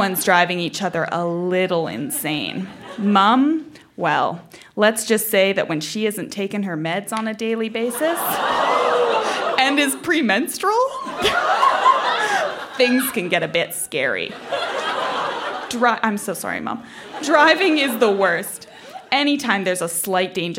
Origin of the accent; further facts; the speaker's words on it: Vancouver Island, British Columbia, Canada; I grew up on Vancouver Island